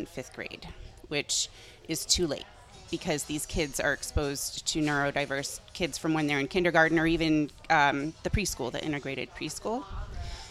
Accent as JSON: {"language": "English", "town": "Westwood", "region": "Massachusetts", "country": "United States", "tie": "born or raised there", "said": "I grew up in Westwood"}